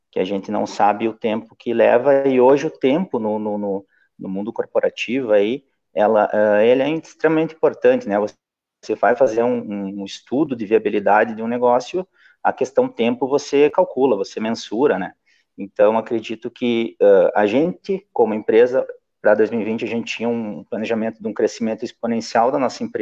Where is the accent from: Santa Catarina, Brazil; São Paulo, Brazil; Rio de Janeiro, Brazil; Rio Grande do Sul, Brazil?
Rio Grande do Sul, Brazil; Santo Ângelo; also born or lived in Ijuí; Bom, eu nasci em Juí, mas com oito anos vim para Santo Ângelo, né?